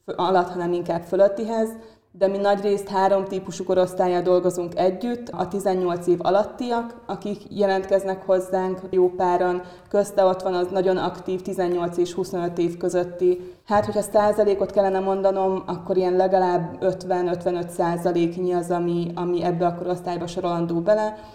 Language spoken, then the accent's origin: Hungarian; Ukraine; now in Hungary; én Ukrajnából származom